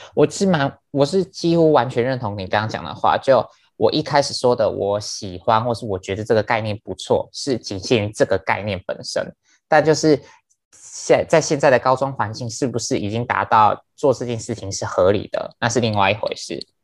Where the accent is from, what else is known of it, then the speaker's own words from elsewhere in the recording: Penghu County, Taiwan; 我是来自于澎湖